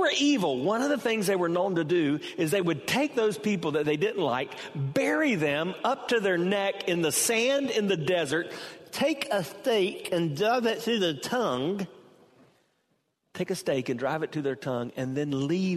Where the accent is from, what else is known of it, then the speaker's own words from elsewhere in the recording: Hartsville, South Carolina, United States; now in Temple Terrace, United States; I was born in Hartsville, South Carolina. I never intended to live in Temple Terrace, Florida